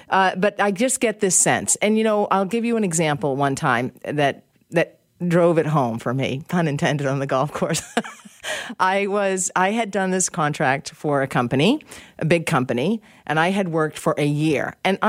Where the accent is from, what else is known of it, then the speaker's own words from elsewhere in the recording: United States; I'm American, and I feel that I am objective on this.